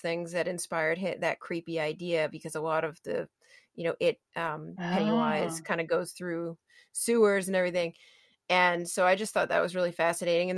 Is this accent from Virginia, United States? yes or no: no; Maine, United States; I'm from Maine